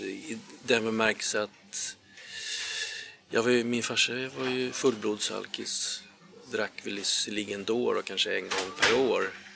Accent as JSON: {"language": "Swedish", "town": "Järna", "region": "Stockholm County", "country": "Sweden", "tie": "born or raised there", "said": "Jag är uppväxt i, eh, Järna"}